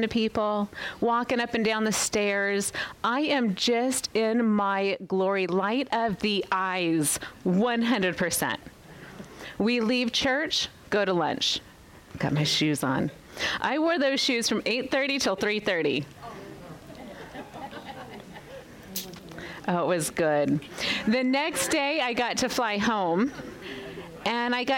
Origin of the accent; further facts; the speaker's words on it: Las Vegas, Nevada, United States; moved away as an adult; I was born and raised in Las Vegas, Nevada, lived there for 36 years